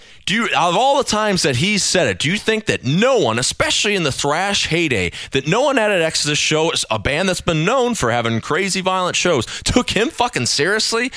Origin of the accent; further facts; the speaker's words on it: United States; as an American